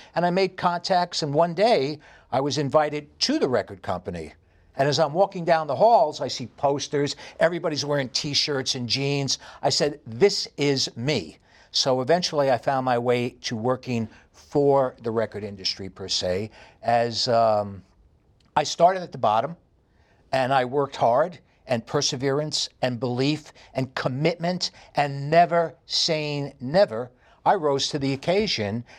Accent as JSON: {"language": "English", "town": "New York City", "region": "New York", "country": "United States", "tie": "born or raised there", "also_born_or_lived": "Los Angeles, California", "accent": "heavy New York", "moved": "as an adult", "lives_now": "Estonia", "said": "I have a very heavy New York accent. And I grew up in New York City"}